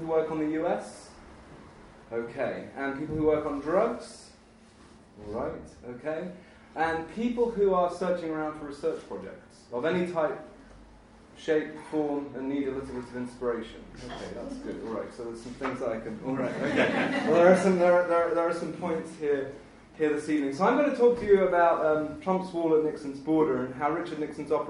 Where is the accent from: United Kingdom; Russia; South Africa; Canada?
United Kingdom; moved away; I am British, so I do know what it's like to grow up in the dark